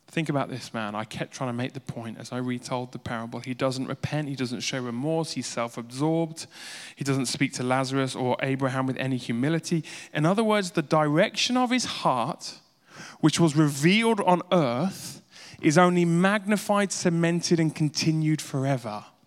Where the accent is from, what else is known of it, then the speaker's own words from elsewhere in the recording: Uganda; I grew up in Edi Army in Uganda